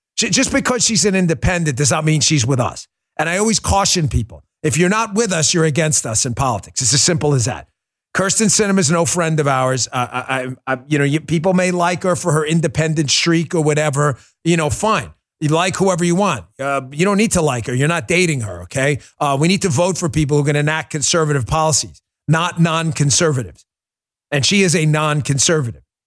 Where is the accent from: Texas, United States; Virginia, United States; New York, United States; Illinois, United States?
New York, United States; New York City; moved away; I grew up in New York. Nobody knows New York better than I do.